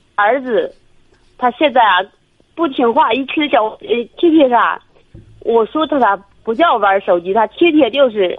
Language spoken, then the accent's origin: Chinese; Shijiazhuang, Hebei, China; 我是石家庄的